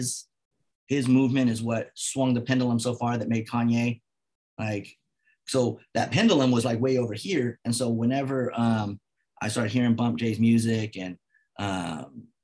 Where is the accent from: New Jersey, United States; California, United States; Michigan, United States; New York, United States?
California, United States; Vallejo; I'm from Vallejo